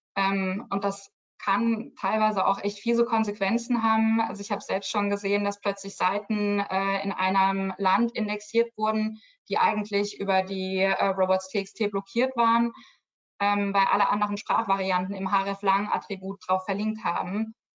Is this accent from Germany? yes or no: yes; Germany; Als Deutsche